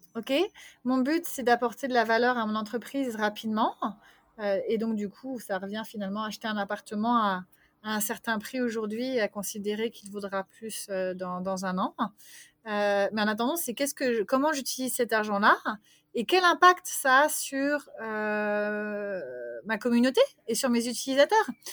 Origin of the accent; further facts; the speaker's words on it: France; moved away as an adult; also born or lived in Vancouver, Canada / Montreal, Canada; now in Bulgaria; j'ai quitté la France quand j'avais 30 ans